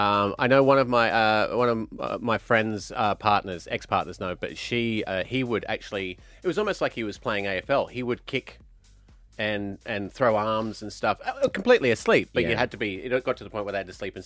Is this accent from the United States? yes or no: no; Glasgow, Scotland, United Kingdom; I'm from Glasgow